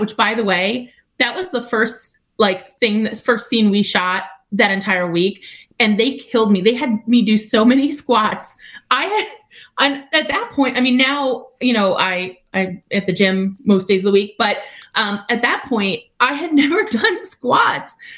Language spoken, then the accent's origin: English; Long Island, New York, United States; I'm from Long Island. Like I'm a New Yorker